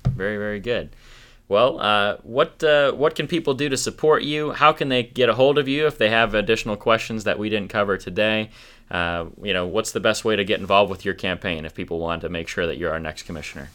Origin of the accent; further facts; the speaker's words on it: Minnesota, United States; also born or lived in Greensburg, Pennsylvania; now in Armstrong County, Pennsylvania, United States; I'm originally from Minnesota, but moved here from Greensburg.